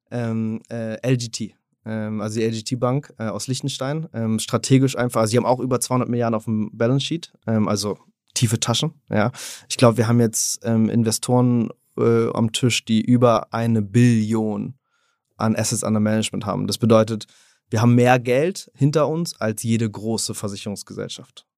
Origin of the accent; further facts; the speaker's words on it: Berlin, Germany; moved away; also born or lived in Switzerland; ich bin ursprünglich Berliner